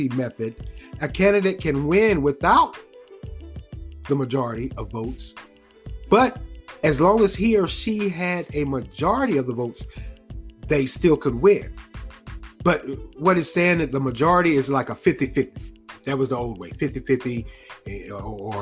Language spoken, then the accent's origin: English; Raleigh, North Carolina, United States; the city of Raleigh, the capital city of North Carolina, my hometown